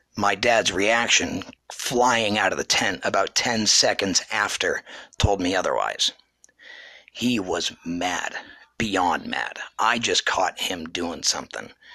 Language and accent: English; Ashland, New Hampshire, United States; now in Pennsylvania, United States; I'm from the great state of New Hampshire, born and raised in Ashland, New Hampshire.